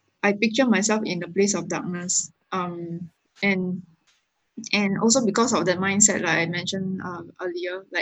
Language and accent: English; Singapore; being a Singaporean